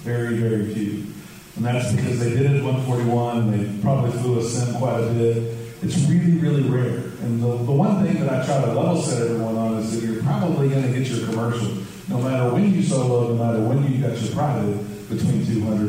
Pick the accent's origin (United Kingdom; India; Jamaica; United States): United States; Huntington, West Virginia; now in Houston, United States; I was actually born in Huntington, West Virginia, so I'm not too far from my hometown